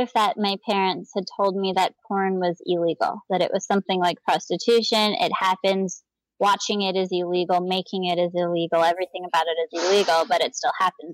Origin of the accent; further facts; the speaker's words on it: Gainesville, Florida, United States; I grew up in Gainesville, Florida